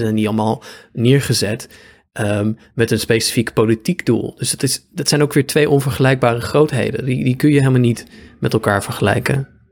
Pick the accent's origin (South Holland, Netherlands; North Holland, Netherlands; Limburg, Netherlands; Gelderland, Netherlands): Gelderland, Netherlands; Apeldoorn; de gemeente waar ik ben opgegroeid, Apeldoorn